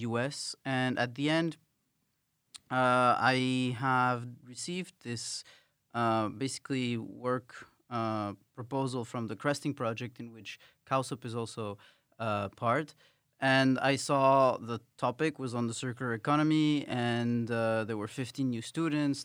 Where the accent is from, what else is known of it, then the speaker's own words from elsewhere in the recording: Paris, Île-de-France, France; moved away as an adult; also born or lived in Ecuador / United Kingdom; now in Netherlands; I grew up in Paris and I've lived in the U K for some time.